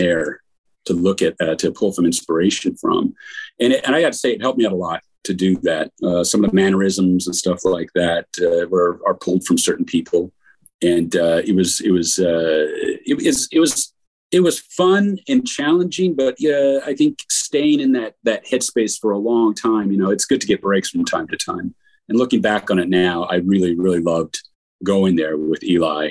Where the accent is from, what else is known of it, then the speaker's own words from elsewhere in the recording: Montana, United States; I grew up in Montana as well, and I never really got around the horses when I was in Montana